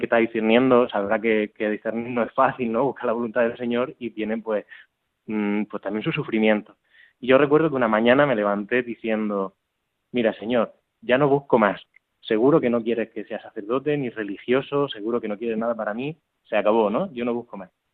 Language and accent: Spanish; Murcia, Region of Murcia, Spain; moved away as an adult; also born or lived in Barcelona; yo soy de Murcia, no soy Barcelona